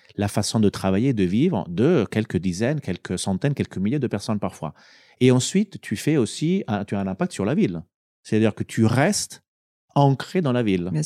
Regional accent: Italy; moved away; also born or lived in France; j'ai postulé euh, pour retourner justement dans mon pays parce que je me suis dit, eh ben, au bout de 17-18 ans de, carrière professionnelle, c'est quand même pas mal d'aller pouvoir contribuer avec tout ce que j'ai appris dans mon pays d'origine

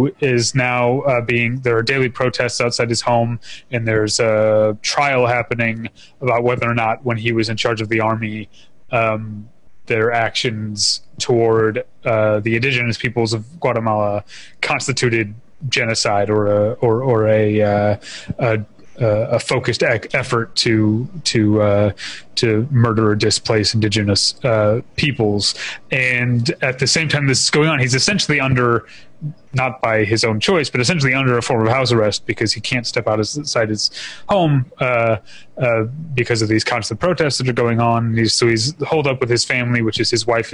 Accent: St. Louis, Missouri, United States; I'm from St. Louis, which is where, you know, it's a drinking town with a baseball problem

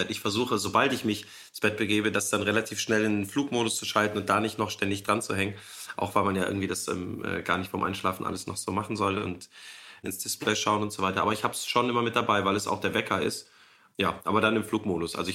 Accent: Cologne, North Rhine-Westphalia, Germany; wir sind doch beide Kölsche

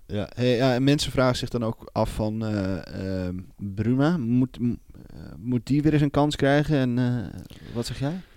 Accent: Netherlands; we moeten als Nederlanders

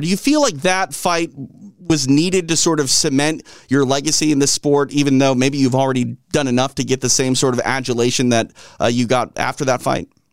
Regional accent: Midwest, United States; accent: Midwest; I'm from the Midwest, and if I don't watch certain words, I'll, I'll say, uh, roof instead of roof.

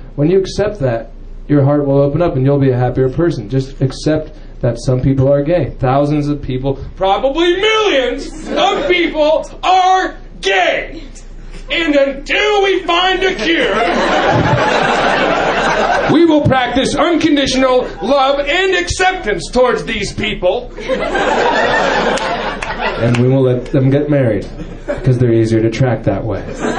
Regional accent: California, United States; I'm from the Bay Area, you know, I live up there, and proud to be from a very tolerant part of the United States

